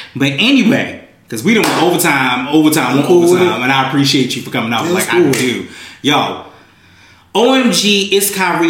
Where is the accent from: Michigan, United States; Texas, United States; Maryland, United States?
Maryland, United States; Baltimore; Bitch, I'm from Baltimore.